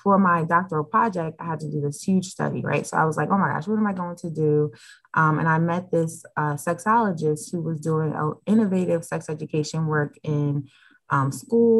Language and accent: English; United States; I was born and raised Muslim in America